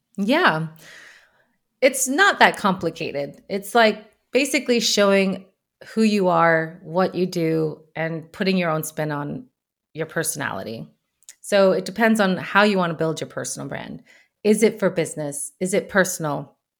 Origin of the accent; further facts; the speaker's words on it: United States; moved away as an adult; also born or lived in Brussels, Belgium; now in Sweden; I'm an American living in Sweden